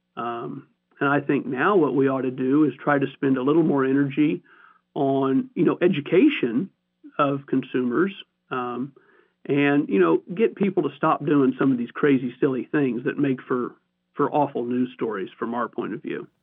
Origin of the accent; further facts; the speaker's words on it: Missouri, United States; I'm from Missouri.